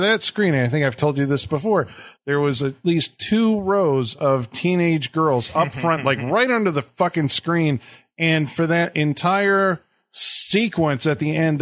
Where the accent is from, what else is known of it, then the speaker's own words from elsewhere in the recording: United States; I'm an American.